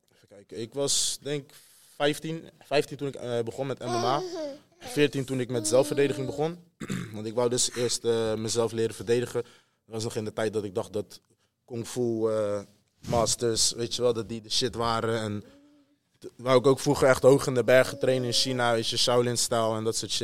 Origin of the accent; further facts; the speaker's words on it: Netherlands; wij als Nederlanders